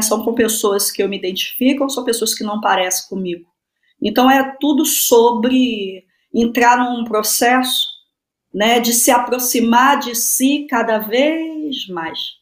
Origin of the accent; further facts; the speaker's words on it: São Gonçalo, Rio de Janeiro, Brazil; also born or lived in Niterói; Sou do Rio de Janeiro, da região metropolitana, nasci em Niterói, cresci em São Gonçalo